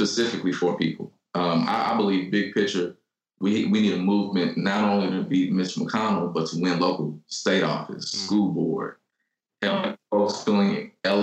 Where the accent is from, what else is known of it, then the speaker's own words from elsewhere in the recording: Louisville, Kentucky, United States; I grew up in what is the poorest zip code in Kentucky